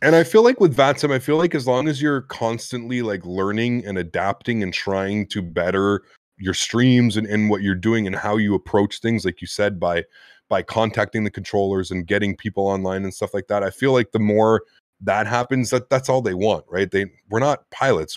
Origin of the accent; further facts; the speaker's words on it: Canada; me being Canadian and half French Canadian